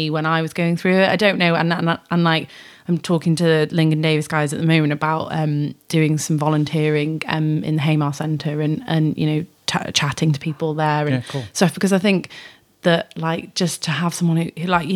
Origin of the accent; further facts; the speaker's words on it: North Wales, United Kingdom; now in Shropshire, United Kingdom; I grew up in North Wales, so I'm not from Shropshire originally